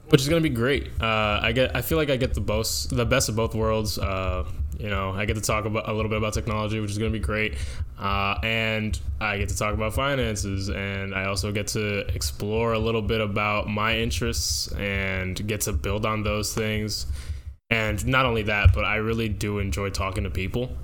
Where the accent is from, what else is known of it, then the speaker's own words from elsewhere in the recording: Dover, New Jersey, United States; I come from Dover, New Jersey, in Morris County.